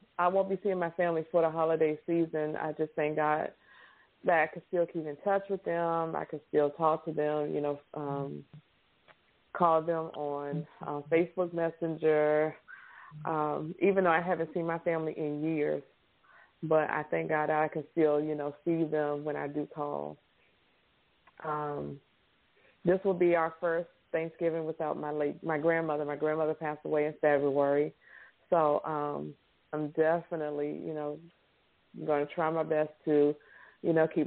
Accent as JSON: {"language": "English", "region": "Virginia", "country": "United States", "moved": "yes", "lives_now": "Louisiana, United States", "said": "I'm from Virginia originally. I live in Louisiana."}